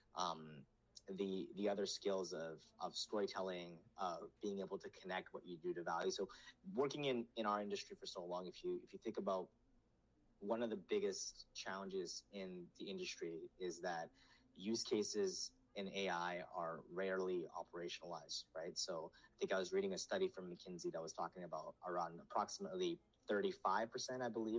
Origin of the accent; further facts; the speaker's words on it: Canada; also born or lived in Nepal; I grew up in Canada, but I'm in a household in Nepali